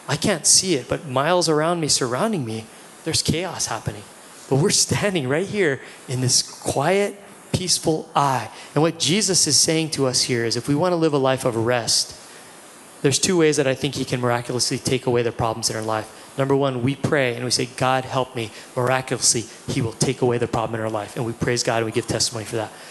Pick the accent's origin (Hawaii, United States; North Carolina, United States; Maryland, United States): Hawaii, United States; we're all kids from Hawaii